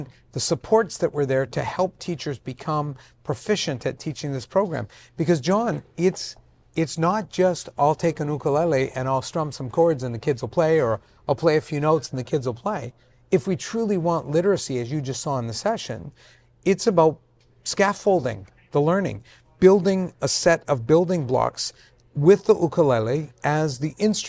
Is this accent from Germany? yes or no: no; Vancouver, British Columbia, Canada; born there; I was born in Vancouver to immigrant parents who had just immigrated. So I beat being Italian by about a year.